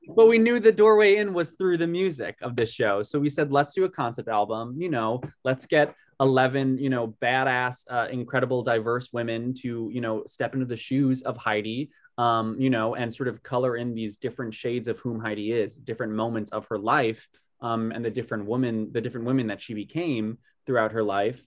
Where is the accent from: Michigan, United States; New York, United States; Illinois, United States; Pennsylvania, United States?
New York, United States; Long Island; I grew up on Long Island, which is, you know, a 40 minute train ride from the city